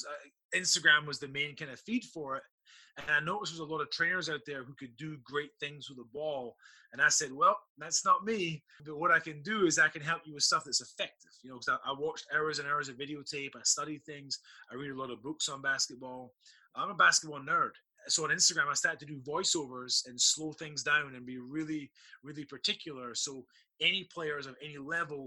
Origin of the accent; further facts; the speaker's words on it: Scotland, United Kingdom; now in Virginia, United States; I'm born and raised in Scotland